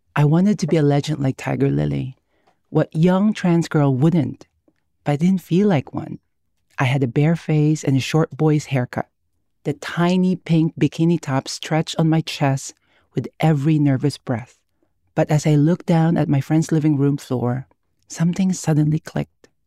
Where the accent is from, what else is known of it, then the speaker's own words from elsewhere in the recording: Philippines; now in United States; I was born and raised in the Philippines. I lived half my life there